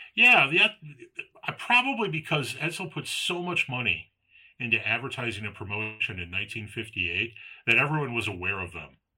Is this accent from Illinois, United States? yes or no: yes; Palatine, Illinois, United States; I grew up in Palatine.